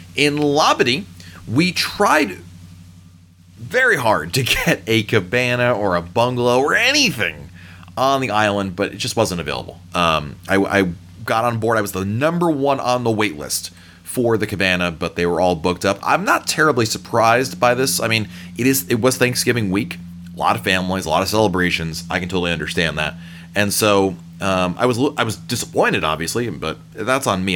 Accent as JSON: {"language": "English", "region": "the North", "country": "United States", "tie": "born or raised there", "said": "I grew up in the North. Barbecue is not a big thing up there"}